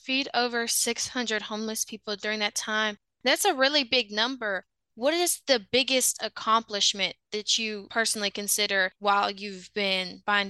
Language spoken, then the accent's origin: English; Vicksburg, Mississippi, United States; my hometown, Vicksburg, Mississippi